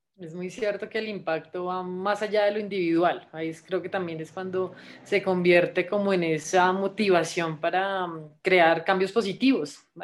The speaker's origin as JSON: {"language": "Spanish", "country": "Colombia", "said": "soy guía scout de Colombia."}